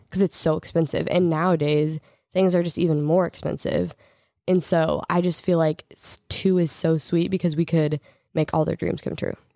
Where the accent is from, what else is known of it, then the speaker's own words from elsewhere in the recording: Oregon, United States; we're from Oregon